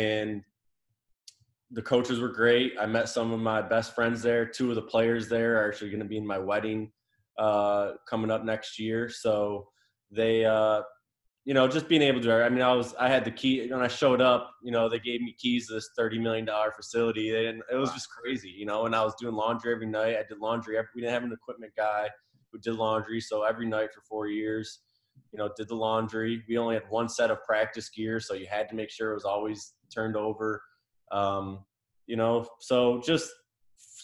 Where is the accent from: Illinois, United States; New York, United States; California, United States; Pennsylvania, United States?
New York, United States; near Syracuse; moved away as an adult; also born or lived in Mobile, Alabama; now in Michigan, United States; I grew up near Syracuse